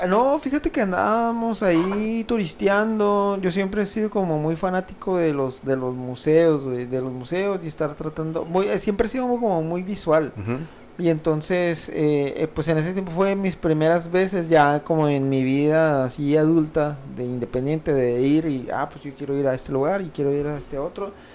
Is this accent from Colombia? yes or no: no; Oaxaca, Mexico; moved away; Yo soy de Oaxaca y algún tiempo, si bien no toda mi vida de vida allá, pero algún tiempo me eh, crecí allá